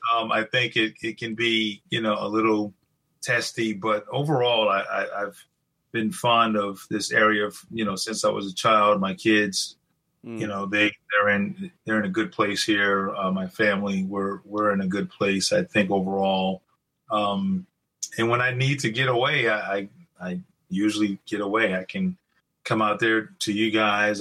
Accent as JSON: {"language": "English", "town": "Greeleyville", "region": "South Carolina", "country": "United States", "tie": "born or raised there", "said": "I grew up in a small town in South Carolina, very rural area. Um, it's close to Charleston"}